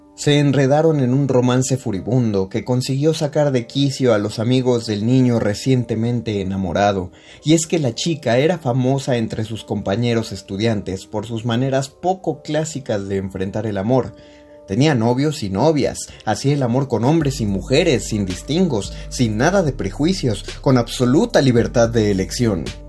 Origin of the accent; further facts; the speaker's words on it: State of Mexico, Mexico; now in Mexico City, Mexico; yo no nací aquí, yo soy del Estado de México